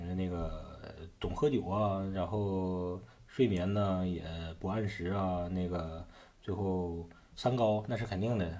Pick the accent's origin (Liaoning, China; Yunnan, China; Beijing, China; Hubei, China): Liaoning, China; Shenyang; 你显得我们沈阳人都是酒蒙子